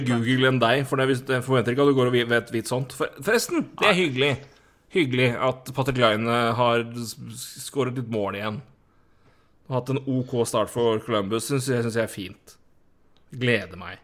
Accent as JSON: {"language": "Norwegian", "town": "Elverum", "region": "Innlandet", "country": "Norway", "said": "vi er fra Elverum begge"}